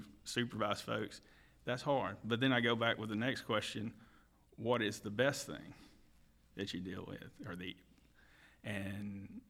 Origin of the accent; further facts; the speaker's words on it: District 7, Mississippi, United States; that's where I kind of grew up down there.